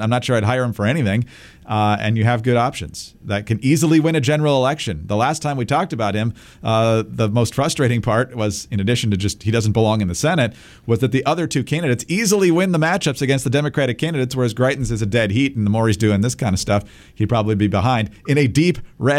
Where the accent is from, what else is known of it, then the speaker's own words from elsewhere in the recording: Michigan, United States; now in Virginia, United States; my home state of Michigan